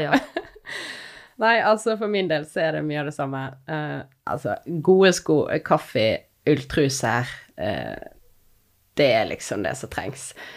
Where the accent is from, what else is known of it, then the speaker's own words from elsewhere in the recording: Odda, Vestland, Norway; also born or lived in Finnmark / London; now in Voss, Norway; Jeg er fra Odda. Har tidligere bodd i Finnmark, og nå bor jeg på Voss